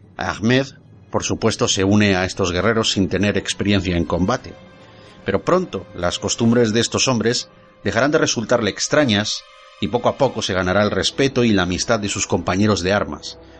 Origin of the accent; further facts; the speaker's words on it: northern Spain, Spain; como buen norteño que soy